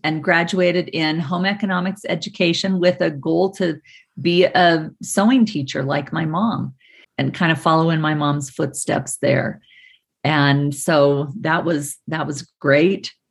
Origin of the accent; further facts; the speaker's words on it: Provo, Utah, United States; I grew up in Provo, Utah